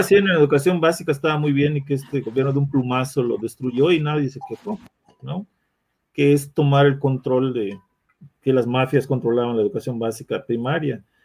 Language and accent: Spanish; Mexico; como mexicano